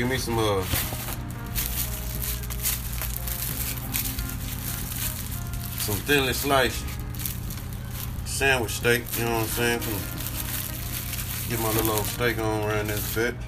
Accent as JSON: {"language": "English", "town": "Dallas", "region": "Texas", "country": "United States", "moved": "yes", "lives_now": "Delaware, United States", "said": "I'm from Dallas. I live in Delaware"}